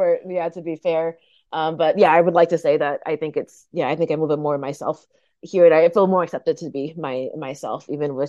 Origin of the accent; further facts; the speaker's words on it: Buffalo, New York, United States; also born or lived in Okinawa, Japan; I grew up in a suburb off of Buffalo, New York.